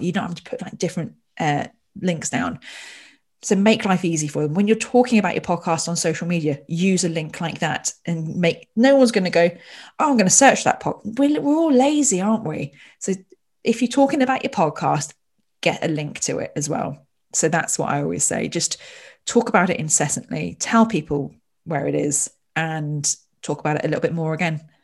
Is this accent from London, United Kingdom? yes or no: no; Royal Berkshire, South East England, United Kingdom; I was born in Royal Berkshire